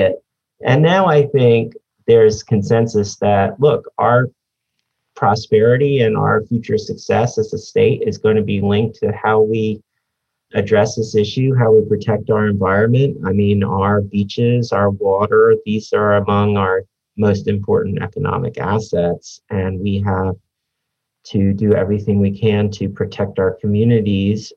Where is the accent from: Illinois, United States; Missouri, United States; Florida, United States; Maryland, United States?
Florida, United States; Pinellas County; I grew up over here in Pinellas County